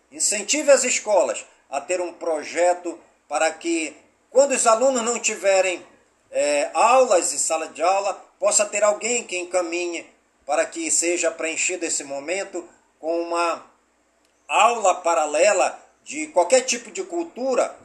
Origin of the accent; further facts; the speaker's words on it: Careiro da Várzea, Amazonas, Brazil; now in Manaus, Brazil; em todas as comunidades do Careiro da Várzea, minha cidade natal